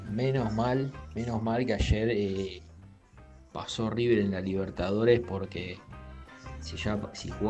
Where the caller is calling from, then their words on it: Flores, Buenos Aires, Argentina; Soy … de Flores